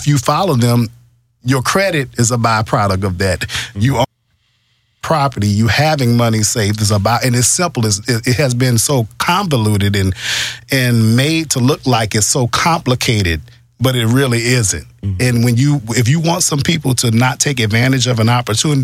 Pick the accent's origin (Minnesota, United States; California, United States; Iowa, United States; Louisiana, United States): Louisiana, United States; New Orleans; now in Houston, United States; I'm not a native Houstonian, but I'm from New Orleans. I came here with Hurricane Katrina